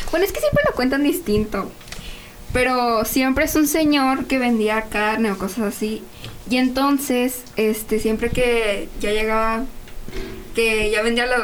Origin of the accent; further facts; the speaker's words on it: Casas Grandes, Chihuahua, Mexico; Y yo soy de Casas Grandes, pero eso.